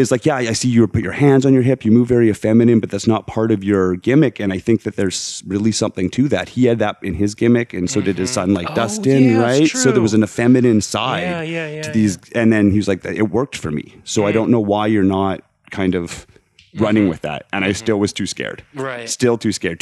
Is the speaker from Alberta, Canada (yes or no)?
yes; Alberta, Canada; moved away; I was from Alberta in Canada. So it's very conservative area of the world